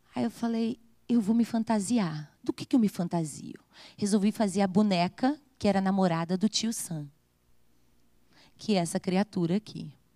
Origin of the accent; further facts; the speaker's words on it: Rio de Janeiro, Brazil; Eu nasci no Rio de Janeiro